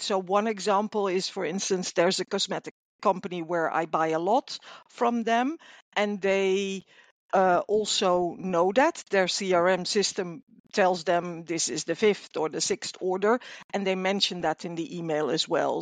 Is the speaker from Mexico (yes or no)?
no; Netherlands; I'm from the Netherlands